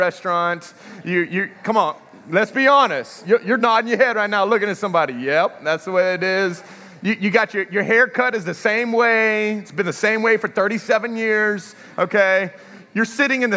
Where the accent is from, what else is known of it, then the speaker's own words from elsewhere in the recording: Texas, United States; moved away as an adult; also born or lived in Houston, Texas / Dallas, Texas / Lafayette, Louisiana; now in Welsh, United States; I'm a Texas boy